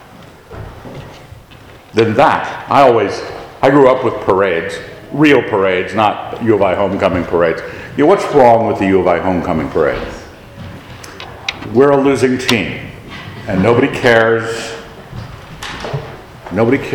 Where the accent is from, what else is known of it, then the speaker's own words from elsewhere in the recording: Annapolis, Maryland, United States; moved away; I was raised in Annapolis, Maryland, with a Naval Academy, which has standards, marched in step.